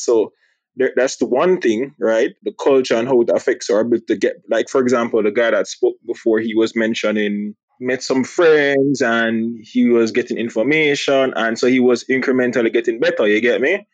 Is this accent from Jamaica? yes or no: yes; Jamaica; I'm from Jamaica